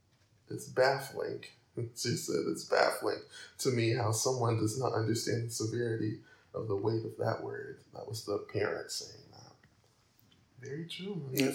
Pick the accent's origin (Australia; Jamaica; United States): United States; Alabama; my home state, Alabama